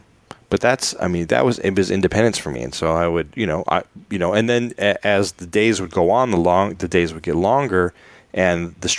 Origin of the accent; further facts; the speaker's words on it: Chicago, Illinois, United States; I grew up in Chicago, and they had Chicago has wonderful bike trails.